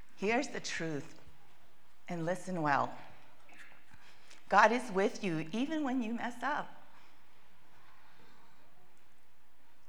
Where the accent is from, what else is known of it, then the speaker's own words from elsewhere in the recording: California, United States; moved away as an adult; also born or lived in Boston; I grew up in California, and we have two temperatures, warm and warmer